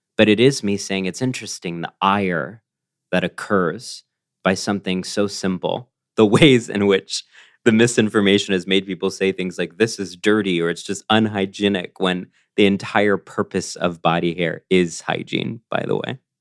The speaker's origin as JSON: {"language": "English", "town": "College Station", "region": "Texas", "country": "United States", "tie": "born or raised there", "said": "the parts of me that are proud of being a Texan are the parts of me that are part of that legacy of dissent"}